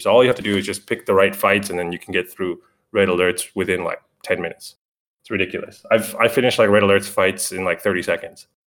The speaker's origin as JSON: {"language": "English", "country": "Canada", "said": "I'm Canadian."}